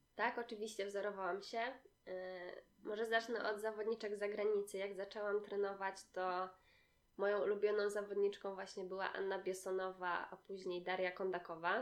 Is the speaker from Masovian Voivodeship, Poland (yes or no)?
no; Gdynia, Pomeranian Voivodeship, Poland; u nas w Gdyni